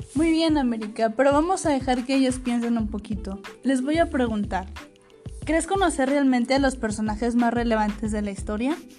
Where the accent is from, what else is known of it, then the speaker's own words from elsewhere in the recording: Ciudad Acuña, Coahuila, Mexico; nací en una ciudad pequeñita llamada Ciudad Acuña, Coahuila